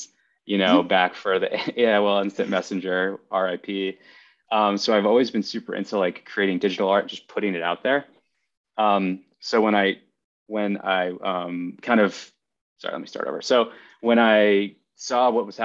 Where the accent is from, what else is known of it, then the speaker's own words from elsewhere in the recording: East Coast, United States; now in Los Angeles, United States; I'm from the East Coast originally